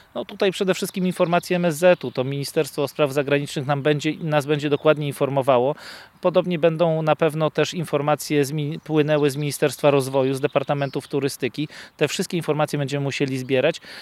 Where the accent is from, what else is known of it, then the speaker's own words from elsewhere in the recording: Lower Silesian Voivodeship, Poland; my z Dolnego Śląska